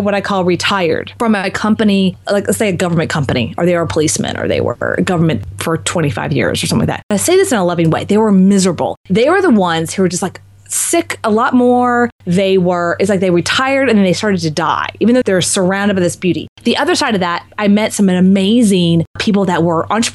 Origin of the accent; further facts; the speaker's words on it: Texas, United States; moved away; also born or lived in Marco Island, Florida; I'm also from Texas. So it was kind of coming home as well.